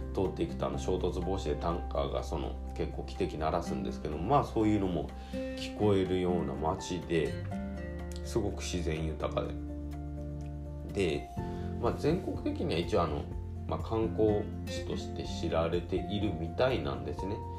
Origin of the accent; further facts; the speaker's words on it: Hirado, Nagasaki, Japan; もともと長崎県平戸市出身